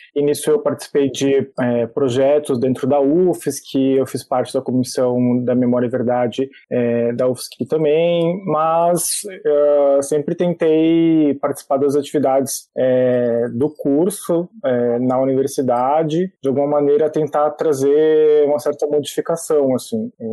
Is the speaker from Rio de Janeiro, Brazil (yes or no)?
no; Santa Catarina, Brazil; eu sou natural de Santa Catarina